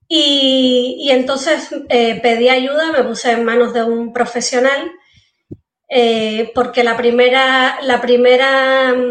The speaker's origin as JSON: {"language": "Spanish", "country": "Cuba", "said": "yo estudié ingeniería civil, o sea, en La Habana, porque soy cubana, y ahí empecé a trabajar."}